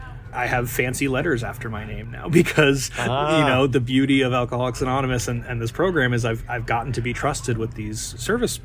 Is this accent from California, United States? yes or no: yes; Santa Cruz, California, United States; I'm from Santa Cruz, California